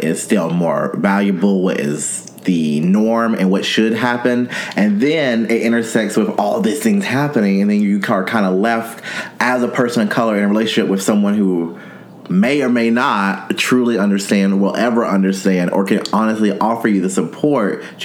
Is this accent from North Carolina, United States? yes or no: yes; North Carolina, United States; as a young gay man growing up in North Carolina